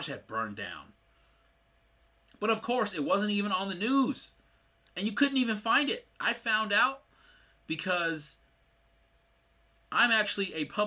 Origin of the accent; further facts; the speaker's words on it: Sacramento, California, United States; I'm from Sacramento, California